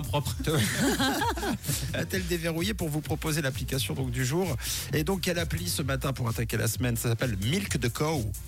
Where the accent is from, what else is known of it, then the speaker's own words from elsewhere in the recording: Switzerland; chez nous en Suisse